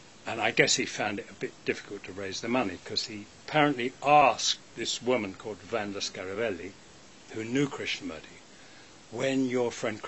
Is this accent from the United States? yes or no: no; England, United Kingdom; I'm an English actor